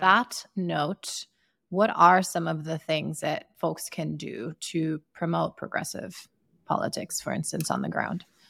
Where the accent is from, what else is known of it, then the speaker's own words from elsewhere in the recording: Sierra Leone; moved away; I grew up in Sierra Leone